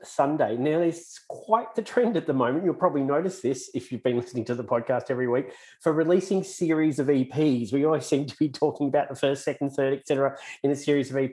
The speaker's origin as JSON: {"language": "English", "country": "Australia", "accent": "Aussie", "said": "my Aussie accent"}